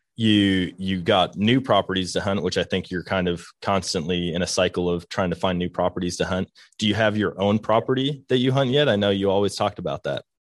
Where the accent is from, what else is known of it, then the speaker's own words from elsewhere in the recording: Wisconsin, United States; I grew up in Wisconsin, being a whitetail hunter